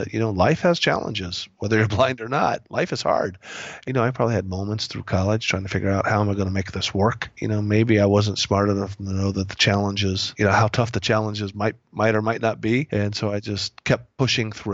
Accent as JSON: {"language": "English", "town": "Indianapolis", "region": "Indiana", "country": "United States", "tie": "born or raised there", "also_born_or_lived": "Phoenix, Arizona", "moved": "yes", "said": "I'm from Indiana, grew up in Indianapolis"}